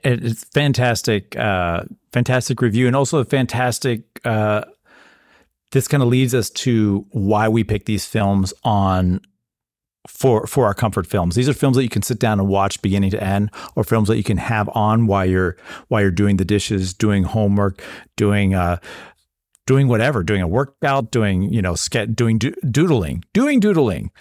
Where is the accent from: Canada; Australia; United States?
United States